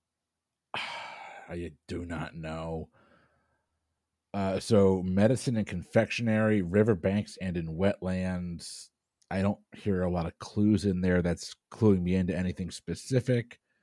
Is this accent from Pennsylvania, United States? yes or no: no; Tampa, Florida, United States; I'm from Tampa